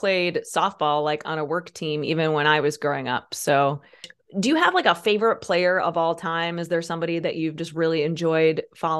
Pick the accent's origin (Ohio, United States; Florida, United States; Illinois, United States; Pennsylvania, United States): Illinois, United States; Peoria; we grew up near in the Peoria area, where you have lived like most of your adult life